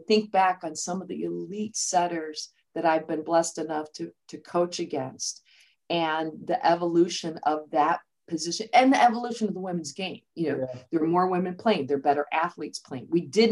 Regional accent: just outside Chicago, Illinois, United States; moved away as an adult; also born or lived in West Lafayette, Indiana / Ames, Iowa / Florida; I'm from originally just outside Chicago

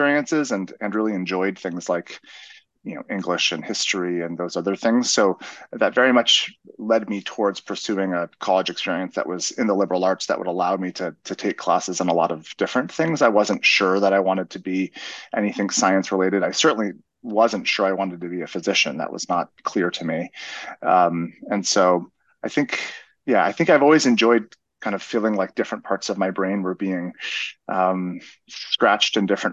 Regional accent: Claremont, California, United States; also born or lived in East Coast; grew up in a college town called Claremont, which is a bit east of Los Angeles.

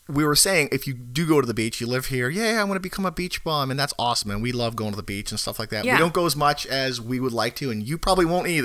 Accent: Chicago, Illinois, United States; now in Florida, United States; I grew up in the Chicago area

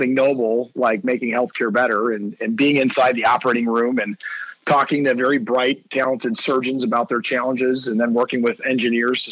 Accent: Green Bay, Wisconsin, United States; moved away as an adult; also born or lived in Kalamazoo, Michigan; I grew up in Green Bay, Wisconsin

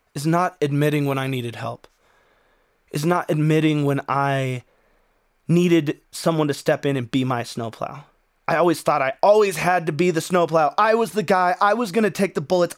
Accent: Wyoming, United States; also born or lived in Arizona / Phoenix, Arizona; now in Colorado, United States; I grew up in Wyoming

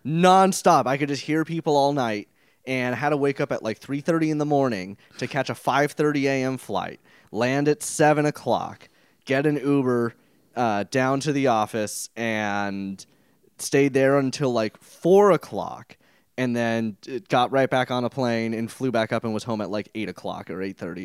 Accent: El Dorado Hills, California, United States; my hometown of fabulous El Dorado Hills

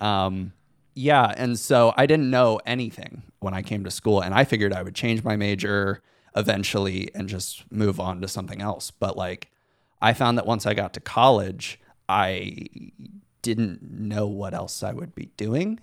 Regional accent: Van Wert, Ohio, United States; I grew up in Van Wert, Ohio

